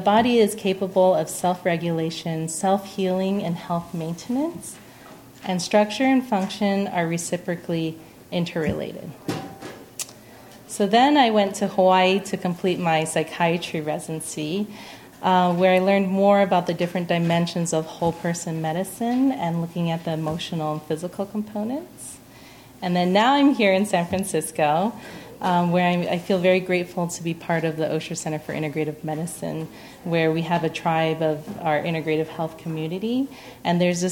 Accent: Singapore; moved away; also born or lived in Pennsylvania / Arizona; I was born in Pennsylvania, but I grew up in Singapore

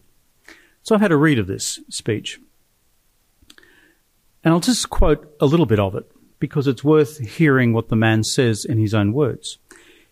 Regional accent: Australia; I'm Australian

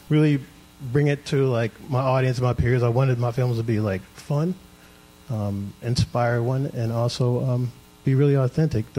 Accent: Baltimore, Maryland, United States; growing up in Baltimore

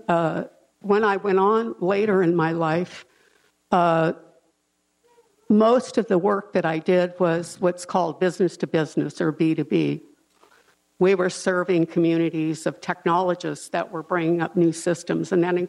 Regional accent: Los Angeles, California, United States; I grew up in South Central

